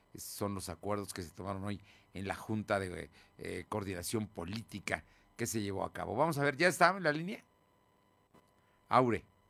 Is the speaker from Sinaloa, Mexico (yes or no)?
no; San Andrés Cholula, Puebla, Mexico; soy vecino de San Andrés Cholula